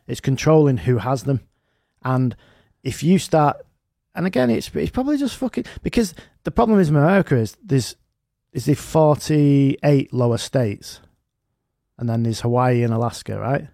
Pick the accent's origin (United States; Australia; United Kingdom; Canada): United Kingdom; us as, as, as British people